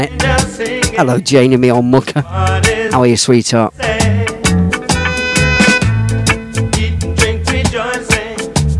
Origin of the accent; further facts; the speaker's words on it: Leicester, East Midlands, United Kingdom; Leicester, my hometown